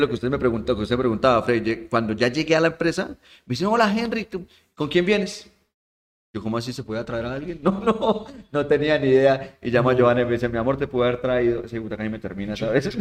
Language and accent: Spanish; Santander, Colombia; ahí de mi tierra, de Santander